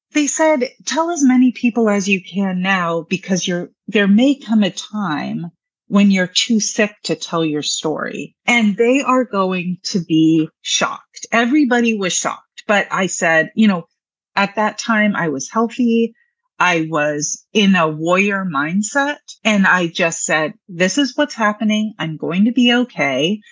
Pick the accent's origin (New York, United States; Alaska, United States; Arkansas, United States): Alaska, United States; Anchorage; now in Alexandria, United States; I'm from Anchorage, Alaska, and I'm part Tlingit Indian